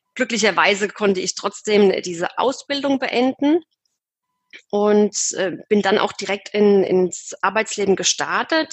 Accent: Aschaffenburg, Bavaria, Germany; ich komme aus dem Raum Aschaffenburg

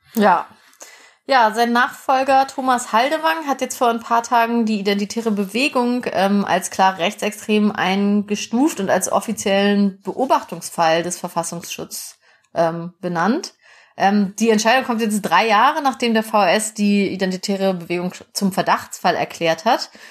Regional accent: West Germany, Germany; Mir als Wessi

